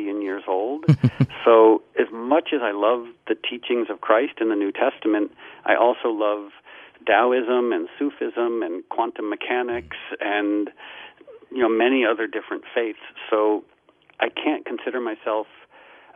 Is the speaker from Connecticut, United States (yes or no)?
yes; Darien, Connecticut, United States; also born or lived in Harlem, New York; I was born in Harlem, and then at some point in childhood, my mom moved us back to Darien, Connecticut, where she had grown up